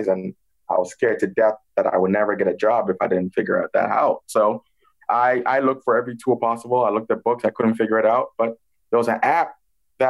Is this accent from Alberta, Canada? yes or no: no; Toronto, Ontario, Canada; also born or lived in Ghana; So I grew up in Toronto, Canada. I was born in the West African country of Ghana.